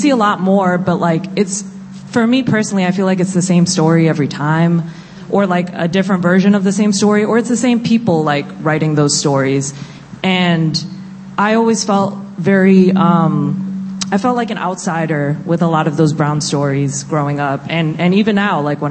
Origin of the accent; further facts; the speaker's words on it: New York City, New York, United States; I also grew up in New York. I grew up in Queens